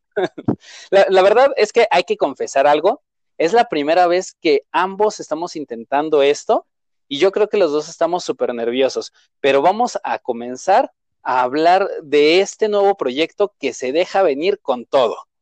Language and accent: Spanish; Mexico City, Mexico; yo como tal nací en la Ciudad de México, he crecido en la Ciudad de México, he vivido en la Ciudad de México